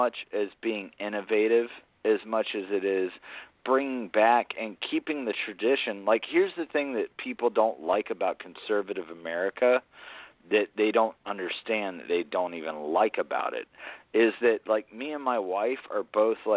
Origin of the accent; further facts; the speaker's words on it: Atlanta, Georgia, United States; also born or lived in South Carolina (near Charleston); I grew up in Atlanta